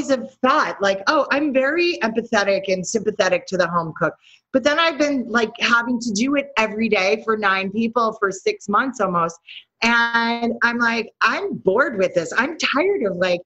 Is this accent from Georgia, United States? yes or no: no; New York City, New York, United States; I am from New York City